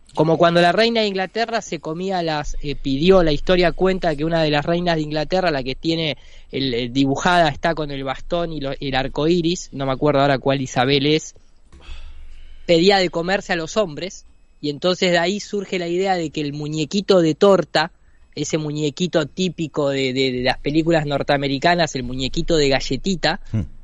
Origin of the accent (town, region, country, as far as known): Argentina